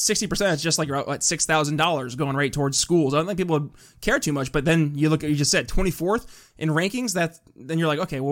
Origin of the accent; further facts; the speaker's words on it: New York, United States; I'm from New York State, right? And I experience the high property taxes up in rural northern New York.